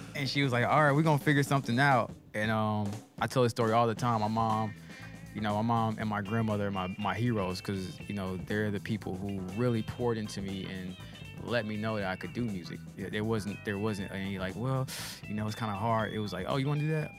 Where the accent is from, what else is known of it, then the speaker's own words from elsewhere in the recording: Nashville, Tennessee, United States; also born or lived in Memphis, Tennessee; I'm from Nashville originally